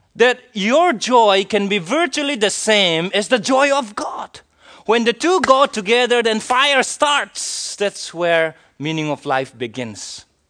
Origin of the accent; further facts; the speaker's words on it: India; I am an Indian citizen